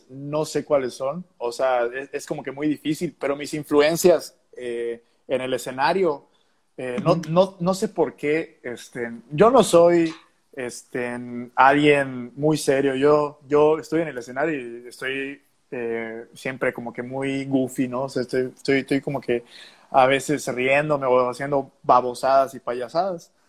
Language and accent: Spanish; Yucatán, Mexico; pues yo como yucateco admiro muchísimo a, tanta gente este